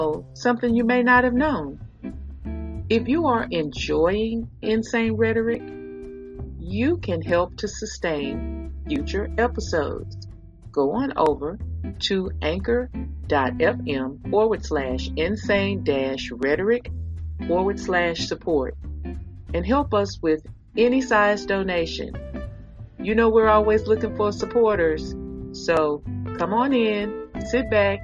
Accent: Texas, United States; I'm from Texas

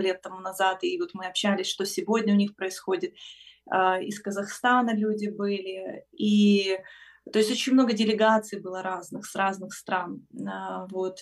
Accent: Ukraine; я с Украины

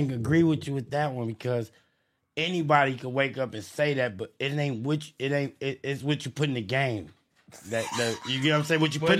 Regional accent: Los Angeles, California, United States; I'm from Los Angeles

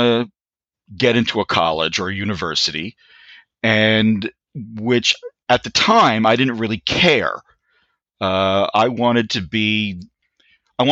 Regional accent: Newark, New Jersey, United States; also born or lived in Kearny, New Jersey; I grew up in Newark, New Jersey, originally in a neighborhood called the Ironbound.

